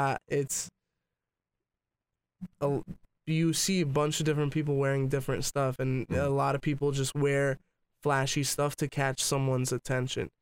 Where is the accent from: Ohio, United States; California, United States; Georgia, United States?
California, United States; also born or lived in New York; no regrets of being raised here